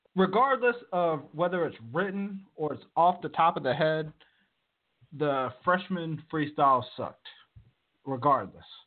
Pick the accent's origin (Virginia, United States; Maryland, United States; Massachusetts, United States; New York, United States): Virginia, United States; now in Moreno Valley, United States; I grew up on the East Coast, was uh, born and raised in Virginia my whole life